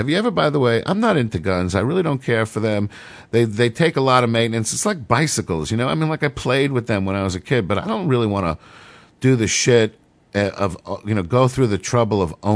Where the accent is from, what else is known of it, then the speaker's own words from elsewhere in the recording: New York City, New York, United States; I grew up in New York City